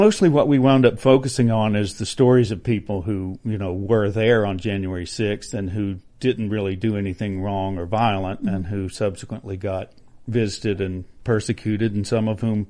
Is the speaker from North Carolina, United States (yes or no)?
yes; North Carolina, United States; North Carolina.